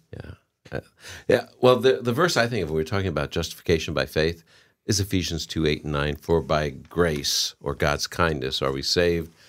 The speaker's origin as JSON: {"language": "English", "region": "New England", "country": "United States", "said": "I'm from New England"}